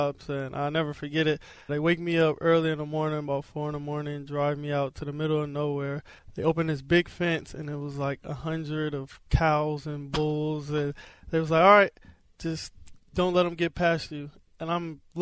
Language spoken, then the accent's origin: English; San Francisco, California, United States; Where I'm from is literally right across the street from the old Niners stadium.